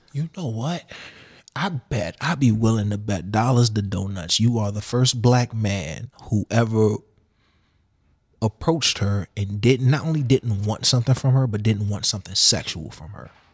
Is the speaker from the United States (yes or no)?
yes; Washington, District of Columbia, United States; I grew up in the projects of D C